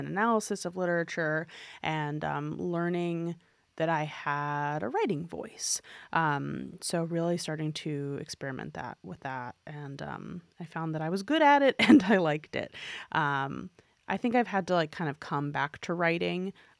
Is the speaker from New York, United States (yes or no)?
yes; New York, United States; I mean, I grew up in New York City, and my parents would like take me to a musical on my birthday every year when I was a kid.